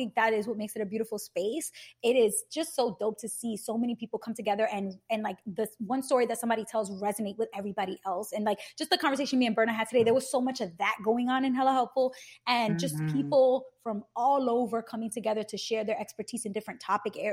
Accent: New York City, New York, United States; I'm from Brooklyn

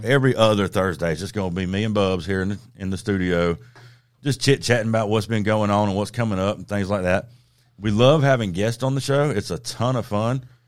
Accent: the South, United States; growing up in the South

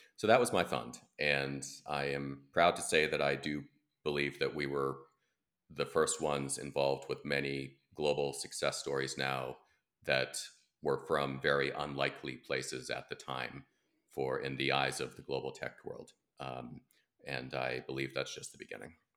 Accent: United States; as an American

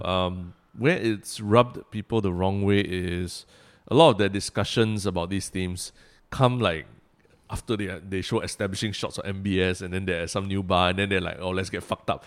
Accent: Singapore; moved away as an adult; also born or lived in New York, United States; as a Singaporean living overseas

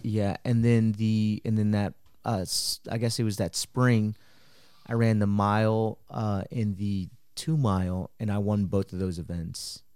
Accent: Marble Falls, Texas, United States; also born or lived in Mexico; my parents brought me to Texas when I was four and I grew up in Marble Falls

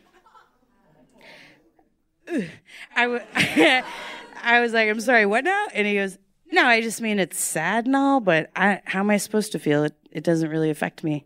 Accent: Texas, United States; I'm Texan.

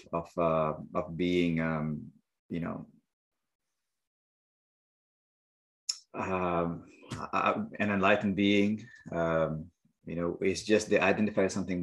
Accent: India; now in Montreal, Canada; I may identify as an Indian-born engineer, yoga teacher, family of three kids living in Montreal

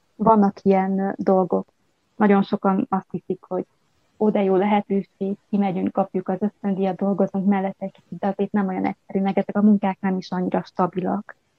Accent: Telečka, Vojvodina, Serbia; moved away as an adult; also born or lived in Subotica, Serbia / Novi Sad, Serbia / United States / Budapest, Hungary; now in Horsens, Denmark; Vajdaságból, Nyugat-Bácskából származom. Egy bács, a falunak a neve Bácsgyula falva, Telecska. Itt nőttem fel

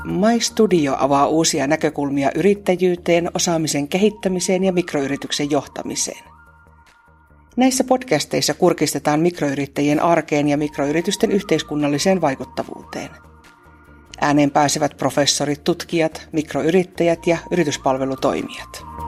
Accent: northern Finland, Finland; Mä olen kotoisin Pohjois-Suomesta

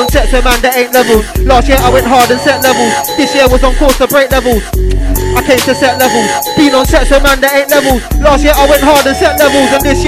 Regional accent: Spanish Town, Jamaica; now in United Kingdom; Well, I'm from Spanish town, you can't go there. My youth calm down, tell a man go where. Jamaican boy, London swagger.

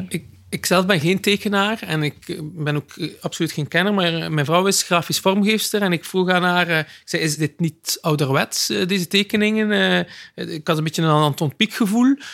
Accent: West Flanders, Belgium; ik ben zelf een West-Vlaming

